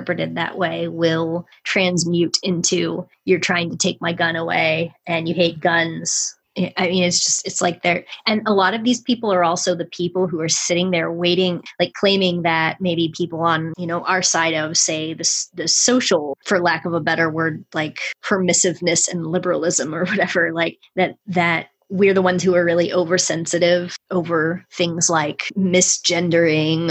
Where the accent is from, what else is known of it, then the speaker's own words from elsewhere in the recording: United States; as an American person